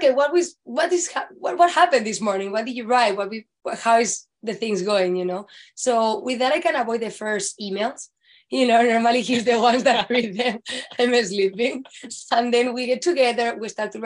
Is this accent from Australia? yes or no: no; Spain; moved away as an adult; now in Los Angeles, United States; If you can tell from my accent, I'm from Spain